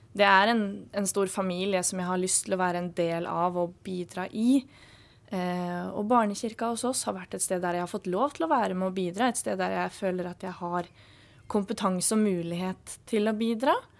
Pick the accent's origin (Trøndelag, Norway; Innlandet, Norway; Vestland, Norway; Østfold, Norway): Østfold, Norway; Halden; moved away as an adult; now in Kristiansand, Norway; jeg kommer fra Halden, og Halden er et lite sted